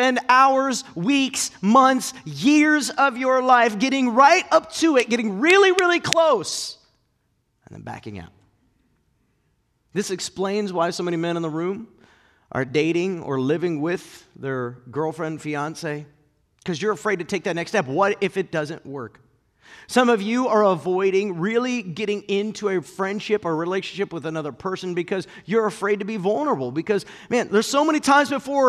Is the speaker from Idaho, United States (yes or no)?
no; Akron, Ohio, United States; I grew up in Northeast Ohio in the Akron area